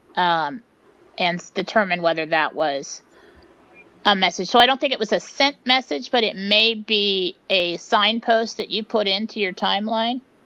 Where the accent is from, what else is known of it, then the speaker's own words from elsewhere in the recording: San Diego, California, United States; moved away; I grew up in San Diego